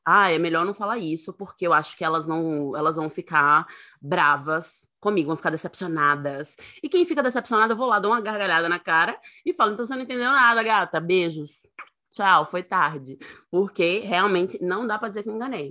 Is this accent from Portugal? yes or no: no; Northeast Region, Brazil; sou nordestina